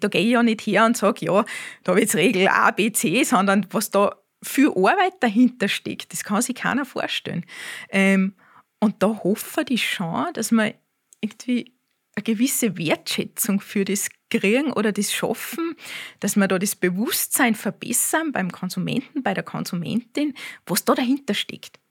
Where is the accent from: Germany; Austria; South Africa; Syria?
Austria; bei uns in Österreich